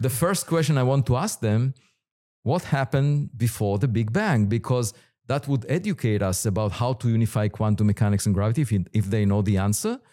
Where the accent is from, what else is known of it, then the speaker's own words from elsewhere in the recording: Israel; moved away as an adult; I was born in Israel